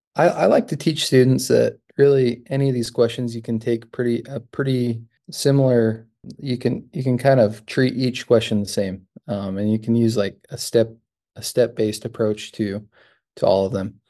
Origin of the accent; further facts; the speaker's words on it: Utah, United States; moved away as an adult; also born or lived in New Mexico; now in Michigan, United States; I'm originally from Utah.